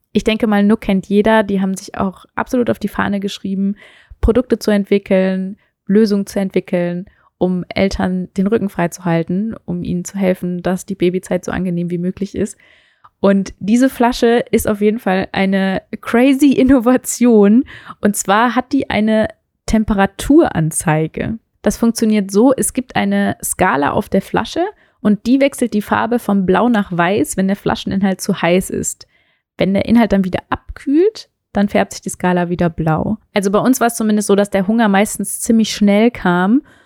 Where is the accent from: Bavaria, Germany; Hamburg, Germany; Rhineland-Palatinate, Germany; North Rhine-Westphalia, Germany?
North Rhine-Westphalia, Germany; Meerbusch; moved away as an adult; also born or lived in Hannover / Stuttgart / Düsseldorf; now in Berlin, Germany; wir sind dann ins Rheinland gezogen, ähm, noch bevor ich eigentlich richtig in den Kindergarten gegangen bin und sind in die Nähe von Düsseldorf gezogen. Da gibt es eine wunderschöne Stadt, die Meerbusch heißt